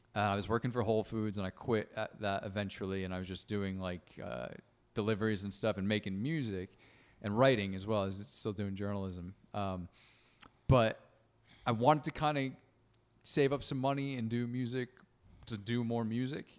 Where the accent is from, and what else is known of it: Stratford, Connecticut, United States; born or raised there; moved away; also born or lived in Milford, Connecticut / Boston / London